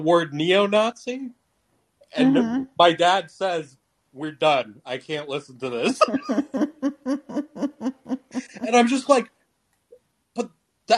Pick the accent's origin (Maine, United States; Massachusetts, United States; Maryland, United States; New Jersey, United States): Maryland, United States; Potomac; moved away as an adult; also born or lived in New York; now in California, United States; we grew up in Potomac